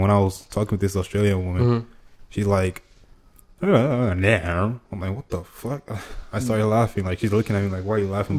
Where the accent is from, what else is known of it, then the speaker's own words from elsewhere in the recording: Lagos, Nigeria; accent: Nigerian; first language Igbo; English is a second language; also born or lived in Pomona, California / Anambra State; now in United States; I grew up in Lagos. Lagos is like the metropolitan area.